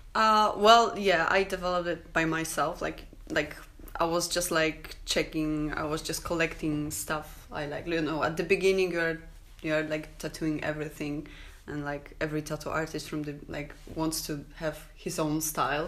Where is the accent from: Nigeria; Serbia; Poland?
Poland; English is a second language; also born or lived in Krakow; I'm um, from Poland.